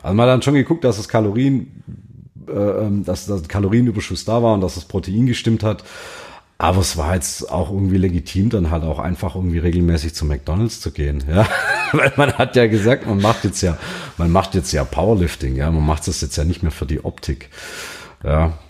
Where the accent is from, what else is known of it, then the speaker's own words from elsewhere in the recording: near Tübingen, Baden-Württemberg, Germany; komme ich aus der Nähe von Tübingen